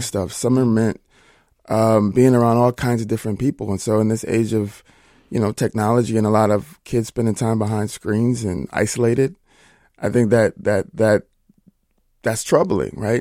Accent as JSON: {"language": "English", "region": "Minnesota", "country": "United States", "said": "I am a Minnesota boy"}